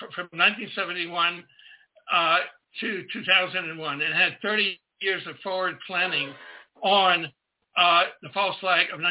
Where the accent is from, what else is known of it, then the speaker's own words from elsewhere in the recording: Pensacola, Florida, United States; also born or lived in Canada; I was born in May 24th, 1942, at the U.S. Naval Air Base in Pensacola, Florida, where my father was a lieutenant in the U.S. Navy training troops